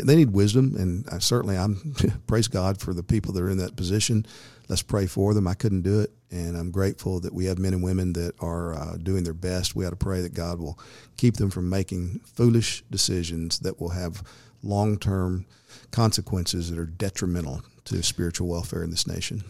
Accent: United States; as an American citizen

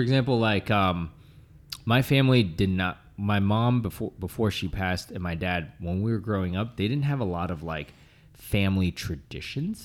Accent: Boston, Massachusetts, United States; moved away; every Thanksgiving, I would go back home to my hometown

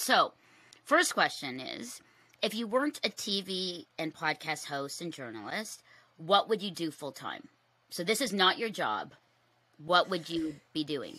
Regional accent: Philippines; me being Filipino

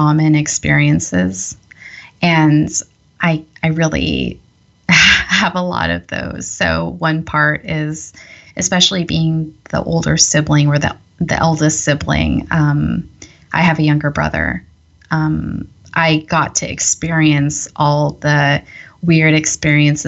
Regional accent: Northern California, United States; also born or lived in Michigan / San Jose; I grew up in Northern California in this, so first in San Jose, which is a large city, about like an hour from San Francisco

